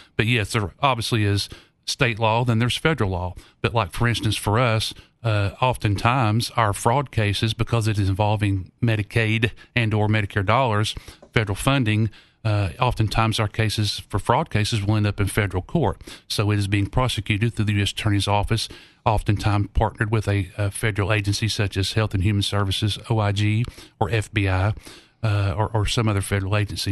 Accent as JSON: {"language": "English", "town": "Knoxville", "region": "Tennessee", "country": "United States", "tie": "born or raised there", "said": "I grew up here in Knoxville"}